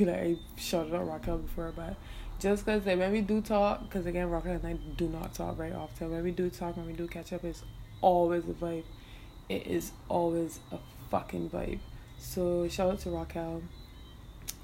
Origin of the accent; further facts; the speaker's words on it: Barbados; accent: Bajan; I am Bajan, yes, and while I love to speak in my hometown accent